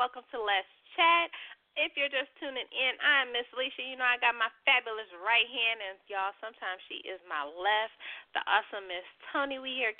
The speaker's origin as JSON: {"language": "English", "area": "the Bay Area", "region": "California", "country": "United States", "said": "I'm from the Bay"}